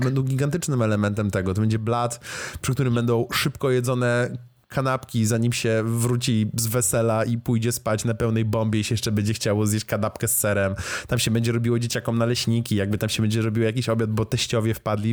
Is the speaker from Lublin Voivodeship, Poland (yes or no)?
yes; Lublin, Lublin Voivodeship, Poland; w którym się wychowałem jako dzieciak zupełny jeszcze w Lublinie